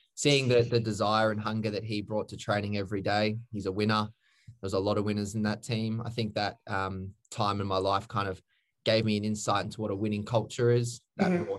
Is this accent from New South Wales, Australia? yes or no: no; Redland City, Queensland, Australia; also born or lived in Brisbane; I grew up in Queensland.